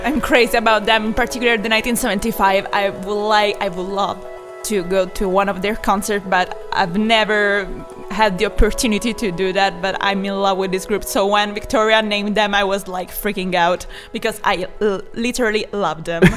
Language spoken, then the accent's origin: English; Italy; accent: Italian; English is a second language; a person heard my accent or heard me speaking in Italian, they kind of freak out because I was Italian